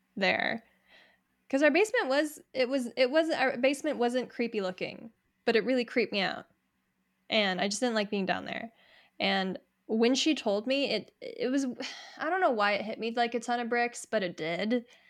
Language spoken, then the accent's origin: English; Niwot, Colorado, United States; we're local, we grew up in Niwot